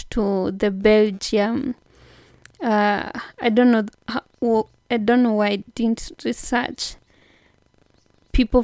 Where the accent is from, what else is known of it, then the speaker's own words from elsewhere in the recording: Kenya; Kenya, my home country